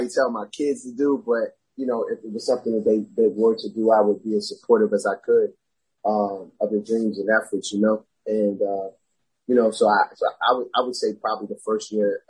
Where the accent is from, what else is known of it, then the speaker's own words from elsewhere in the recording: Beltsville, Maryland, United States; also born or lived in New Jersey; I went to High Point High School. I graduated from there, which is in Beltsville, Maryland, PG County